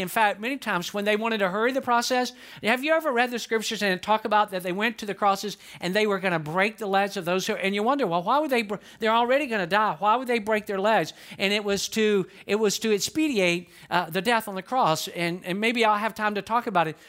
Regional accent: Atlanta, Georgia, United States; moved away as an adult; now in Lakeland, United States; I grew up in Atlanta, Georgia

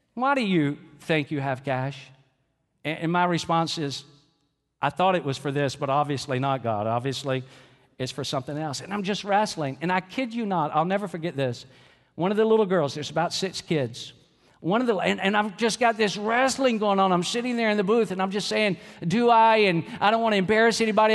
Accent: Georgia, United States; I'm from Georgia

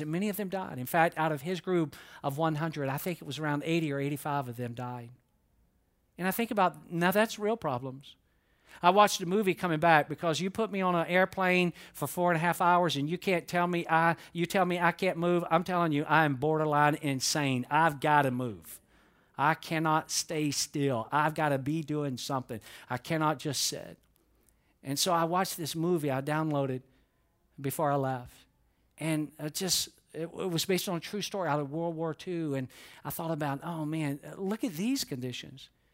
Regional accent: Atlanta, Georgia, United States; growing up in Atlanta

